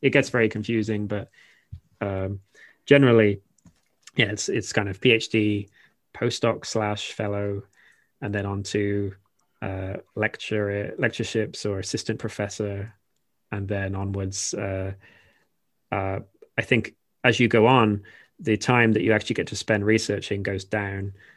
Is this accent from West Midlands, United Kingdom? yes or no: yes; Shropshire, West Midlands, United Kingdom; moved away as an adult; also born or lived in Wales; now in Japan; I'm literally from the Shire, um, Shropshire is where I'm from originally